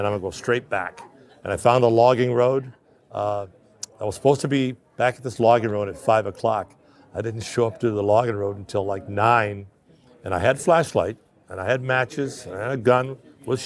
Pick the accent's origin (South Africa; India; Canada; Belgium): Canada; I was born in Canada